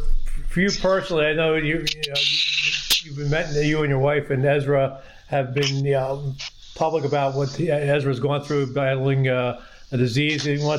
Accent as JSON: {"language": "English", "town": "Philadelphia", "region": "Pennsylvania", "country": "United States", "tie": "born or raised there", "moved": "yes", "said": "my hometown of Philadelphia"}